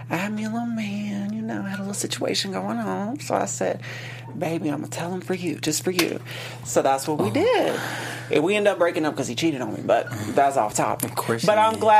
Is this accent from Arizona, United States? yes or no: no; Baton Rouge, Louisiana, United States; moved away as an adult; also born or lived in Mississippi; now in Los Angeles, United States; So I'm from Louisiana. I lived in Mississippi for high school, and I ended up moving back to Louisiana, and then I moved here.